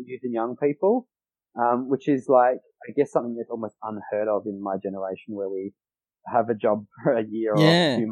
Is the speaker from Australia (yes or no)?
yes; Adelaide, South Australia, Australia; We're both from Adelaide